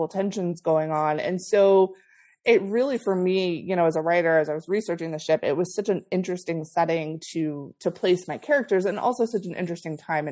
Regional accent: Florida, United States; I'm originally from Florida

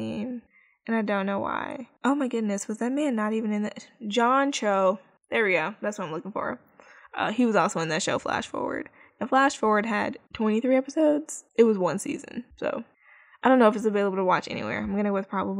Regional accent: Chicago, Illinois, United States; Chicago, which is my hometown

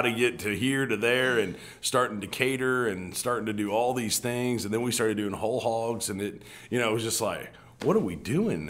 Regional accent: New Mexico, United States; moved away as an adult; now in Little Rock, United States; I actually didn't grow up in Little Rock. I uh, grew up in New Mexico and uh, ended up coming out here in the 94 year

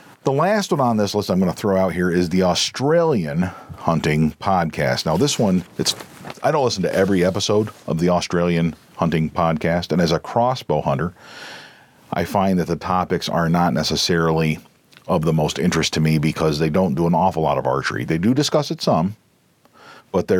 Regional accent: United States; we as Americans

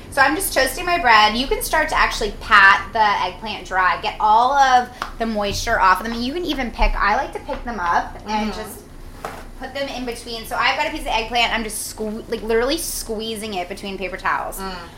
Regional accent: New Jersey, United States; I grew up in New Jersey.

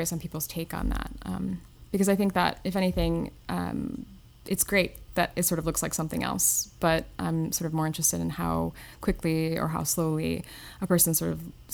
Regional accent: Northern Illinois, United States; moved away as an adult; also born or lived in McHenry, Illinois; now in New York City, United States; I grew up in Northern Illinois

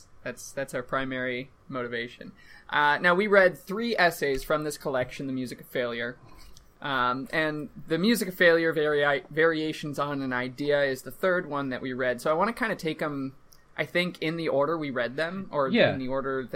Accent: Minnesota, United States; as a Minnesotan, as a Midwestern

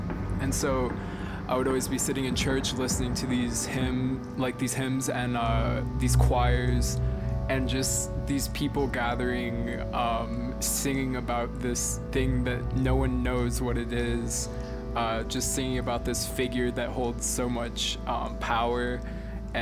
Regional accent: Naples, Florida, United States; I'm from Naples, Florida, and in this area we have these super beautiful beaches

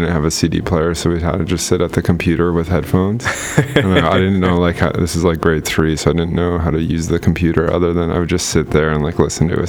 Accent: Medicine Hat, Alberta, Canada; moved away; we're from Medicine Hat originally.

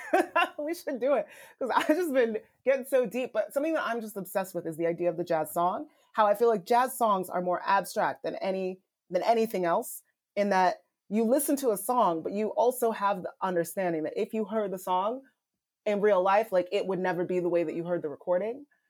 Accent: Nigeria; moved away; I'm Nigerian immigrant. I was not born here. My, I'm, I immigrated here.

